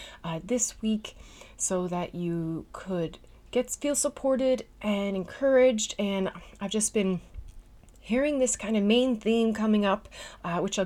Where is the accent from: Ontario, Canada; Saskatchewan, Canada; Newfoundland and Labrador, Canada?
Newfoundland and Labrador, Canada; now in Netherlands; I'm a Newfoundlander and Canadian